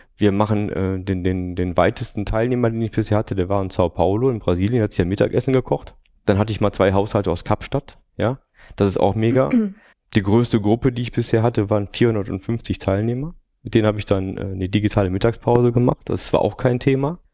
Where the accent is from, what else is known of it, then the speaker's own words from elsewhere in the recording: Düsseldorf, North Rhine-Westphalia, Germany; ich bin in dieser herrlichen Stadt geboren